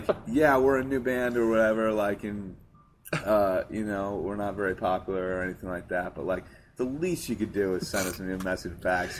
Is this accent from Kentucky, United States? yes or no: no; Hartford, Connecticut, United States; Yeah, I was born in Hartford.